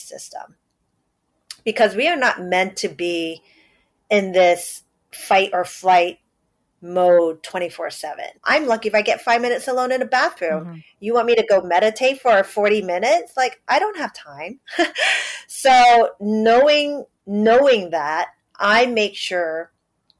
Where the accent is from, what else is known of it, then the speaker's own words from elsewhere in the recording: New York City, New York, United States; I am born and raised in New York City, first generation Chinese